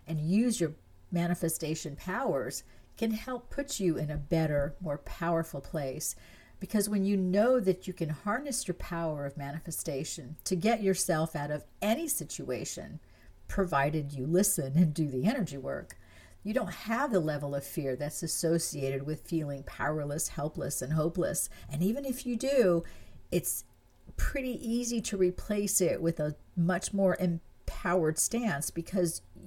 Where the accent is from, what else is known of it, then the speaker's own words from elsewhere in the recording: France; moved away; I was born in France. I grew up there, and I consider France to be my home